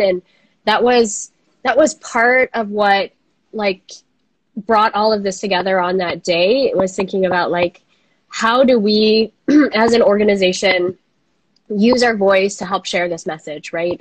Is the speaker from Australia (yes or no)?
no; Minnesota, United States; I'm from Minnesota